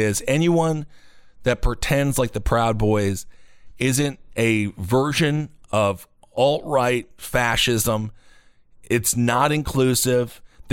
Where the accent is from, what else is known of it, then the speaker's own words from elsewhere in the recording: Wisconsin, United States; This is my home state